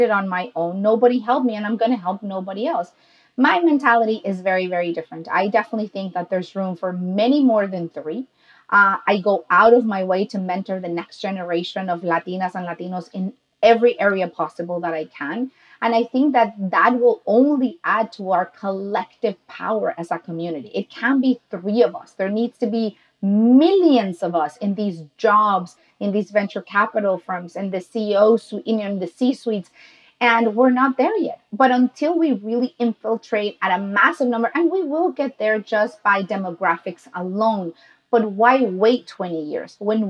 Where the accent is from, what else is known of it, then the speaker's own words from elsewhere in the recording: Mexico; I'm Mexican